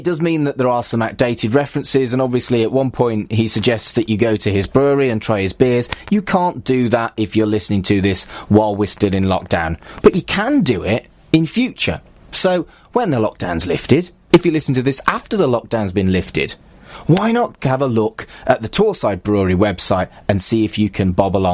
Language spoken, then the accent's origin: English; Wolverhampton, West Midlands, United Kingdom; moved away as an adult; also born or lived in Salford; we grew up in Wolverhampton